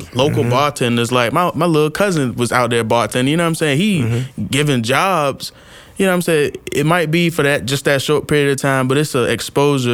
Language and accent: English; Norfolk, Virginia, United States; I'm from Norfolk.